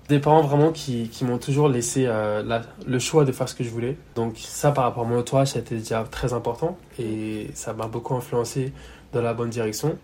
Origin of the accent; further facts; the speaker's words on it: Yvelines, Paris suburbs, Île-de-France, France; moved away as an adult; also born or lived in London; now in Hong Kong; j'ai majoritairement grandi dans les Yvelines, dans le 7-8, donc banlieue parisienne